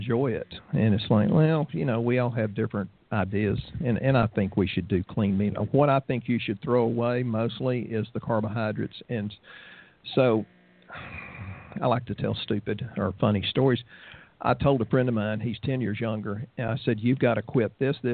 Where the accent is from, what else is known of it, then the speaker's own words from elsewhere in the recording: the South, United States; We're from the South, so we eat a lot of pecan oil and walnut oil and a lot of butter